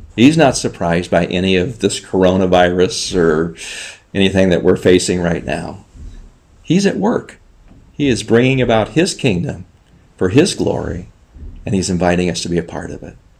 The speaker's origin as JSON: {"language": "English", "region": "Southern California", "country": "United States", "tie": "born or raised there", "also_born_or_lived": "Czech Republic", "moved": "as an adult", "said": "I grew up in Southern California, uh, close to the ocean"}